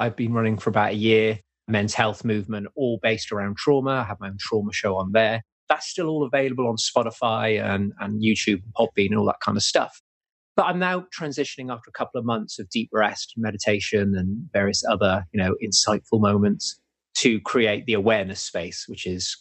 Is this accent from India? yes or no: no; England, United Kingdom; also born or lived in Wales; we moved from Wales in the UK over to England, I got moved at the age of 9